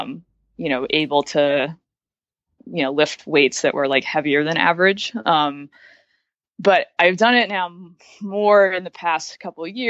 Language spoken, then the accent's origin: English; Suffolk County, Long Island, New York, United States; moved away as an adult; now in Brooklyn, United States; I grew up in Suffolk County on Long Island